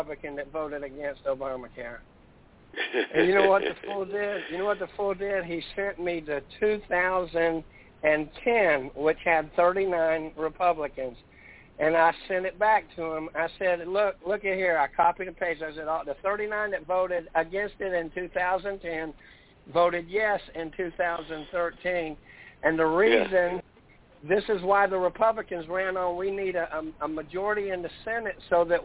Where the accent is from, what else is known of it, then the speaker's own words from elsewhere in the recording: Fayetteville, North Carolina, United States; I was raised in Fayetteville, North Carolina